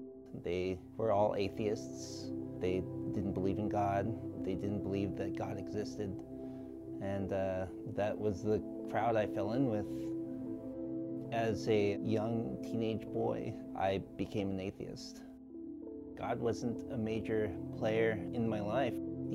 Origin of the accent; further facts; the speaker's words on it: Ewa Beach, Hawaii, United States; I am 29 years old and I am from Ewa Beach, Hawaii.